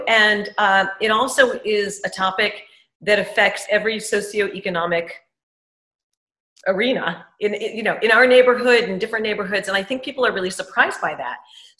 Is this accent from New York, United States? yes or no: yes; New York City, New York, United States; moved away; I grew up on the Upper East Side in Manhattan